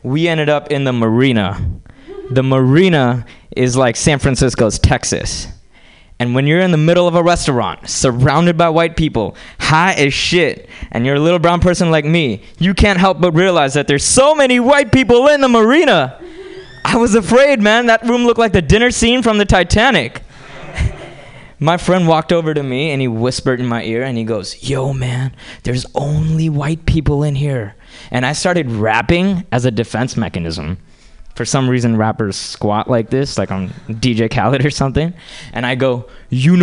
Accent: Hyderabad, Telangana, India; now in United States; I grew up in India and moved to this country from a small town called Hyderabad

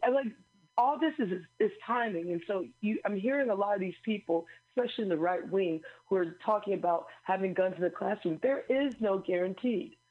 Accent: Missouri, United States; moved away; also born or lived in Illinois; my home state of Missouri

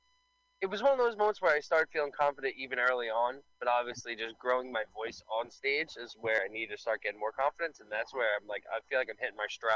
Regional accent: New York City, New York, United States; I grew up in Staten Island

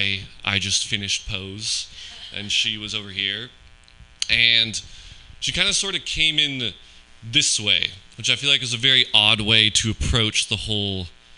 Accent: Pleasanton, California, United States; I am from Pleasanton

